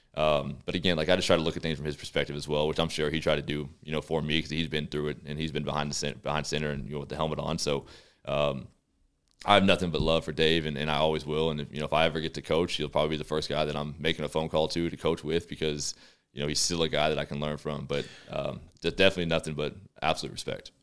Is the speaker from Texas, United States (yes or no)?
yes; Texas, United States; moved away as an adult; now in Calgary, Canada; we're from the States, obviously. I'm from Texas